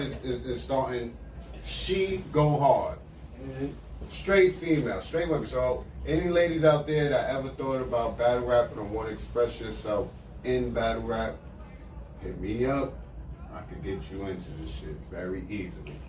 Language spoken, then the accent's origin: English; New York, United States; I'm from New York